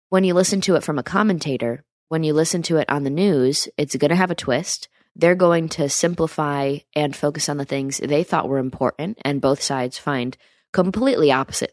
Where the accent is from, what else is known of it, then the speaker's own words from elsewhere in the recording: upstate New York, United States; near my hometown. That's where I'm from